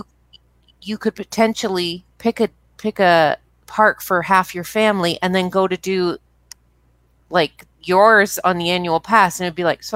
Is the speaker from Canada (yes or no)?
yes; Canada; I'm Canadian